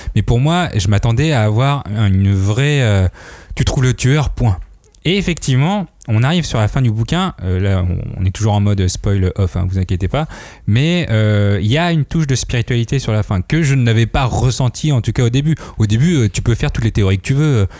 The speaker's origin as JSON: {"language": "French", "country": "France", "said": "je viens de la France, je viens de l'Occident"}